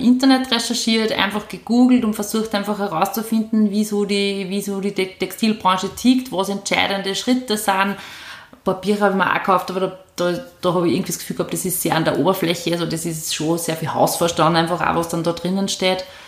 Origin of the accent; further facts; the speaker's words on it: Upper Austria, Austria; also born or lived in Vienna / Wels area; ich bin eine gebürtige Oberösterreicherin, ähm, bin nach der Matura nach Wien gegangen